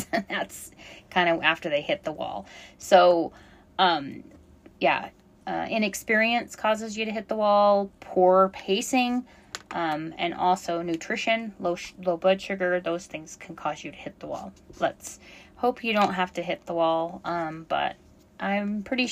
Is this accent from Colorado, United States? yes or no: yes; Colorado, United States; I grew up in Colorado